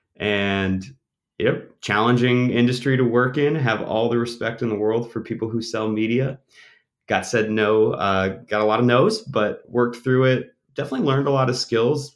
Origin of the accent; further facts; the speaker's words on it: Auburn, Maine, United States; moved away as an adult; also born or lived in Burlington, Vermont; I grew up in Auburn, Maine, so that's about a half hour north of Portland